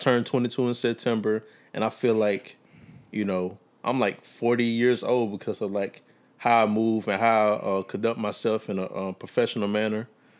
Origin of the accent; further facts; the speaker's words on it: Meridian, Mississippi, United States; I'm from Meridian.